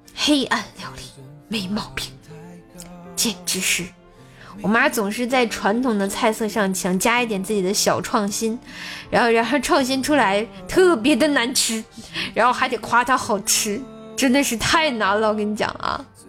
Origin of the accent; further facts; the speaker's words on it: Tianjin, China; 我是天津人啊